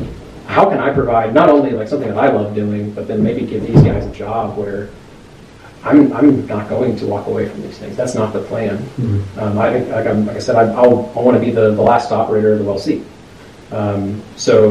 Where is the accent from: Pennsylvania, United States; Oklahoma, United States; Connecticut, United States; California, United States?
Oklahoma, United States; Edmond; moved away as an adult; also born or lived in Colorado; born and raised in Edmond, Oklahoma.